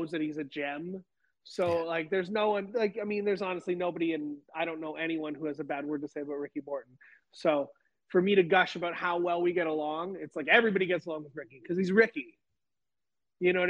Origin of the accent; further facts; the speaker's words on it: Canada; moved away; I'm from Canada